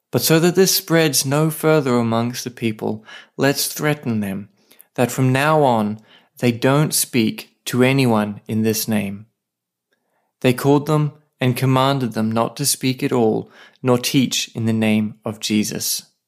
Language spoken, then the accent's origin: English; Australia; now in Saipan, Northern Mariana Islands; I'm an Aussie writer and pastor